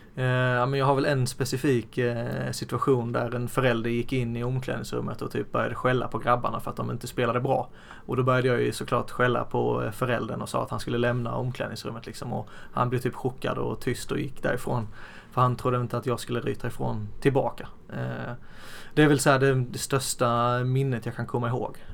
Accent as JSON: {"language": "Swedish", "region": "Blekinge", "country": "Sweden", "moved": "yes", "lives_now": "Västerås, Sweden", "said": "sen har jag mamma och pappa hemma i Blekinge"}